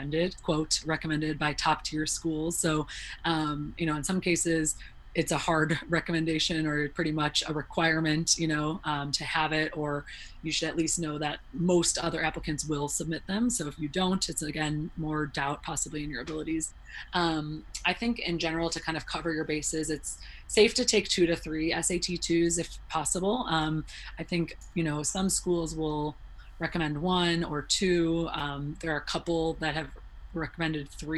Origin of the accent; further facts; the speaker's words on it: Illinois, United States; I grew up in the Midwest, so, you know, in Illinois, everyone took the ACT basically